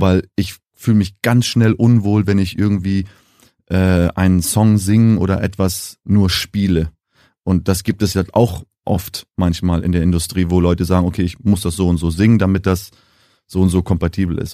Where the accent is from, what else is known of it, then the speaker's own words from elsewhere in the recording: Namibia; accent: Nam-Deutsch; first language German; moved away as an adult; now in Germany; ich bin jetzt die fünfte Generation in Namibia, geboren, aufgewachsen